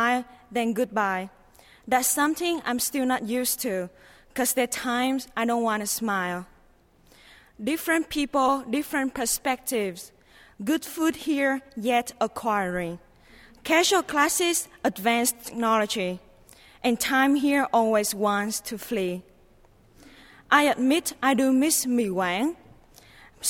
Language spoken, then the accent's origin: English; Vietnam; English is a second language; moved away as an adult; now in United States; I'm from Vietnam, a country that cannot be tamed